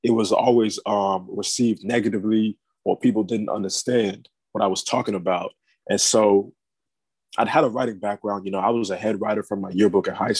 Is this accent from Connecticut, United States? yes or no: no; Maryland, United States; now in South Florida, United States; I'm originally from Maryland, but I'm now based in South Florida